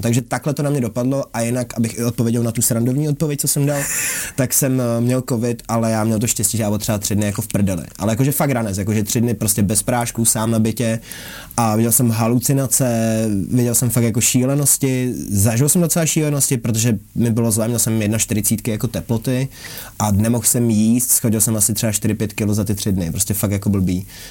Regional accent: Prague, Czechia; když jsem z Palmovky

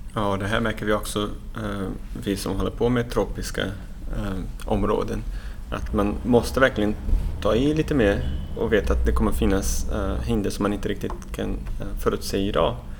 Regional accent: Brazil; now in Sweden; jag är själv från Brasilien så att jag är uppvuxen i det här fantastiska regnskogen som finns på Atlantkusten

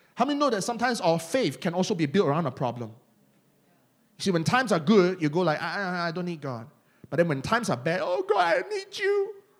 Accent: Malaysia; accent: Malaysian; my Malaysian accent

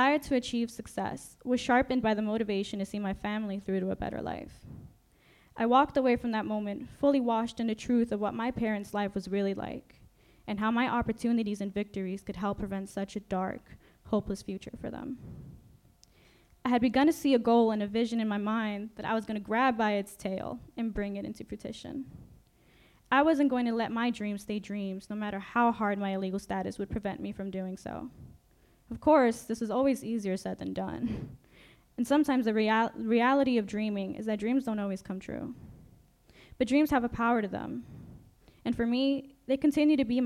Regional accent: New York City, New York, United States; English is a second language; also born or lived in Mexico; I grew up in New York City, a multicultural melting pot

